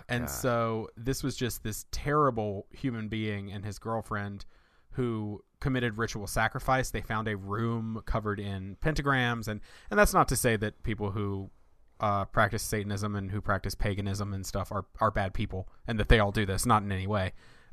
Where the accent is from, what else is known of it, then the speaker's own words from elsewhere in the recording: Winston-Salem, North Carolina, United States; a murder that took place in my hometown where I grew up in right outside Winston-Salem, North Carolina.